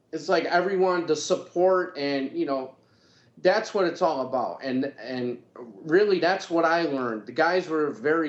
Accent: Buffalo, New York, United States; quite known in Buffalo because we were kids. We were writing our own music. We were performing everywhere in the city.

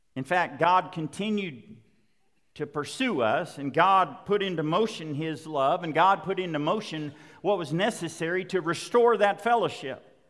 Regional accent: Western Oklahoma, United States; I was growing up in Western Oklahoma

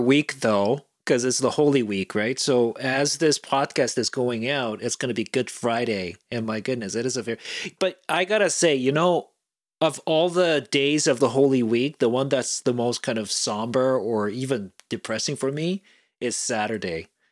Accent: South Korea; moved away; growing up in South Korea, it was right around the time when, you know, there was the Summer Olympics in Seoul in nineteen eighty-eight

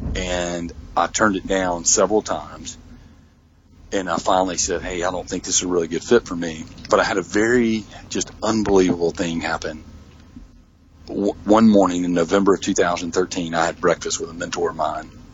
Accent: Mississippi, United States; I'm from Mississippi

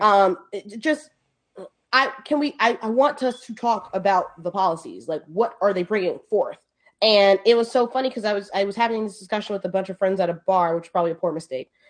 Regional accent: New York City, New York, United States; I am from the Bronx. I'm proud to be from the Bronx

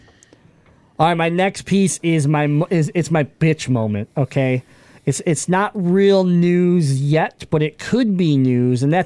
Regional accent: Michigan, United States; we're from Michigan.

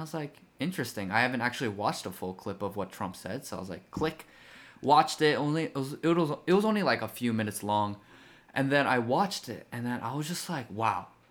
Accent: South Korea; now in United States; as a legal immigrant myself, I was born in Korea

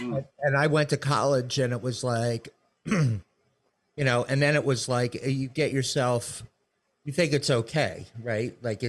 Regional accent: Maryland, United States; I grew up in Maryland, you know, not around drinkers at all.

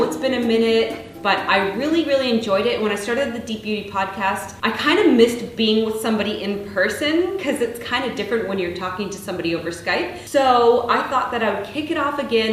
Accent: Burlington, Ontario, Canada; I grew up in Burlington, Ontario, Canada

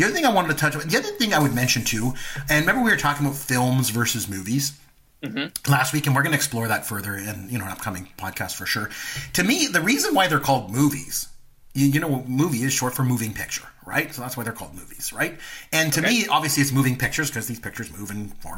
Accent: Canada; I'm Canadian

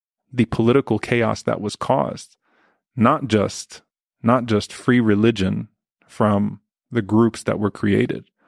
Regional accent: South Louisiana, United States; a Palestinian American Muslim who grew up in South Louisiana

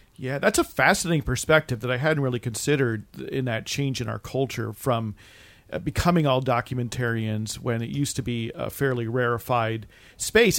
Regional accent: East Coast, United States; I have some recollections from growing up on the East Coast and traveling a lot to that area

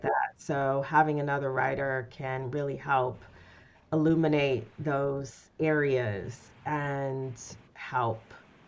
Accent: Detroit, Michigan, United States; I'm from Detroit originally

